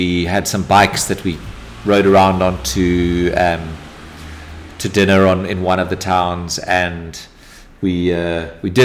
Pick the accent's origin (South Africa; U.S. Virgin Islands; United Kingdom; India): South Africa; Durban, KwaZulu-Natal; I grew up in Durban